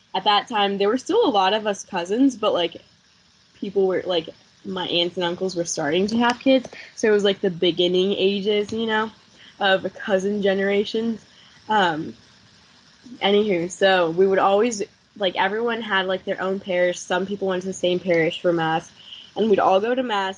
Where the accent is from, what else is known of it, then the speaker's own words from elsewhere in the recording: South Bend, Indiana, United States; growing up in Indiana